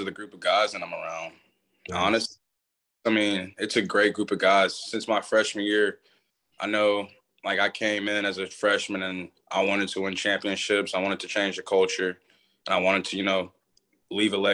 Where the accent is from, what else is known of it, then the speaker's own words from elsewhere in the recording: Atascocita, Texas, United States; also born or lived in Nacogdoches, Texas; I ended up moving to Houston, Texas. And I'm from a Atascocita